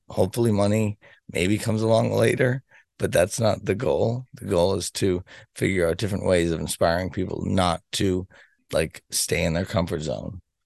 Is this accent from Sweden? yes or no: no; Boston, Massachusetts, United States; I'm from Boston, Massachusetts